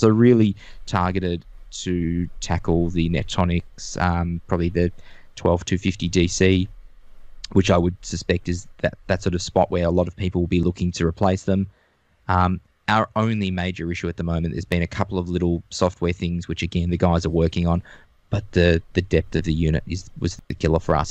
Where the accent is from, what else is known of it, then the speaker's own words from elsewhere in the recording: Melbourne, Victoria, Australia; from Melbourne, Australia, although my background is showing I'm in the outback of Australia at the moment